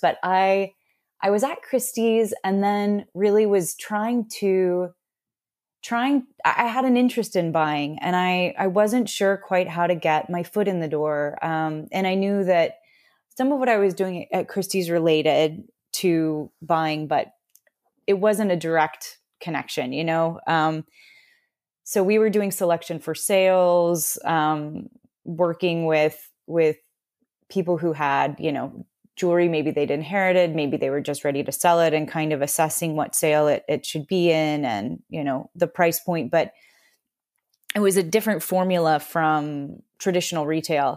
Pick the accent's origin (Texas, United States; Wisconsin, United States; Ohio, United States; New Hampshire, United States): Texas, United States; Austin; moved away as an adult; also born or lived in Washington / New York; I grew up in Austin, Texas